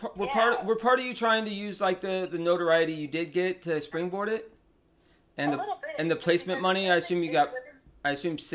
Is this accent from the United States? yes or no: yes; Mims, Florida, United States; I'm from Mims.